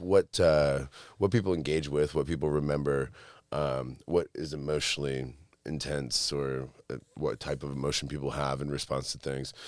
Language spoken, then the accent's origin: English; Monroe, Michigan, United States; also born or lived in Detroit, Michigan; I actually grew up in a small town called Monroe